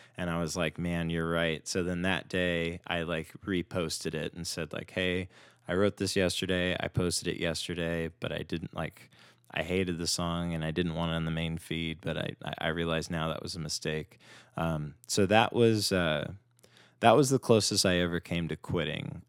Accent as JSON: {"language": "English", "town": "Simi Valley", "region": "California", "country": "United States", "tie": "born or raised there", "also_born_or_lived": "Northridge, Los Angeles", "lives_now": "Los Angeles, United States", "said": "I grew up in Simi Valley, which is where I met Mark, and then I went to school in Northridge"}